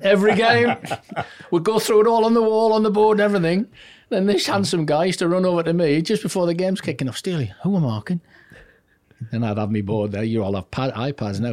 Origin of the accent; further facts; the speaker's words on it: Newcastle upon Tyne, North East England, United Kingdom; accent: Geordie; also born or lived in Wallsend; I'm a Geordie born and bred, proud of it.